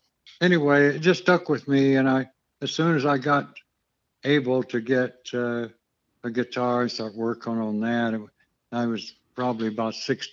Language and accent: English; Lubbock, Texas, United States; born there; also born or lived in New Mexico; I was born in Lubbock, and I guess my folks were from Vernon, Texas, which is northeast of Lubbock.